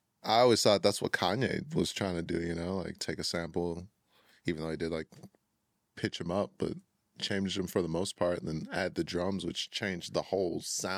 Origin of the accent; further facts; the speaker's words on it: Chicago, Illinois, United States; now in Minnesota, United States; Yeah, I moved to Minnesota from Chicago.